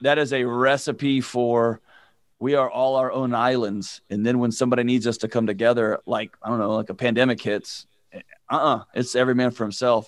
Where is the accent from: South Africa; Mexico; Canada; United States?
United States; Houston, Texas; I grew up in Houston